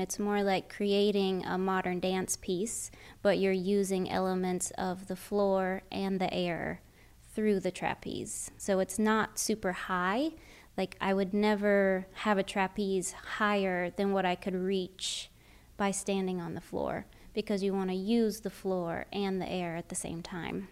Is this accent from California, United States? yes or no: no; North Florida, United States; I grew up in North Florida, so it's almost basically South Georgia, right on the Florida Georgia line.